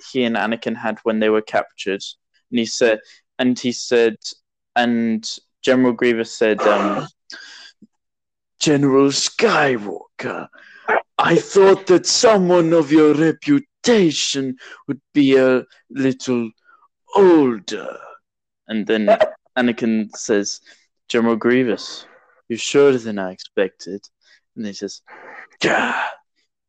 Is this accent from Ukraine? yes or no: no; United Kingdom; accent: British; I talked in a British accent, which is my actual accent